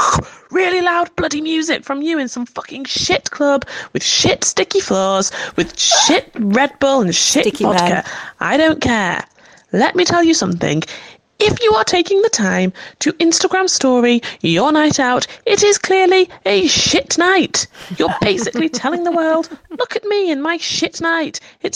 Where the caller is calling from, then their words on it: North West England, United Kingdom; Good evening, darlings. … from Cheshire.